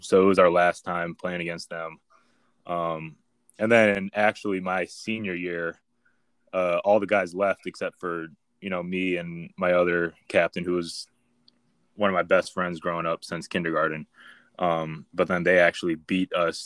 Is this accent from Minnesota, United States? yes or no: yes; Minnesota, United States; moved away as an adult; growing up in Minnesota and playing for Hopkins